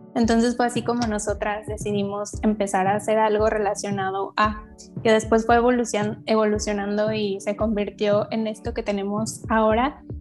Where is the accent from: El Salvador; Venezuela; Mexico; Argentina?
Mexico; Guadalajara, Jalisco; tengo 23 años, soy de Guadalajara, Jalisco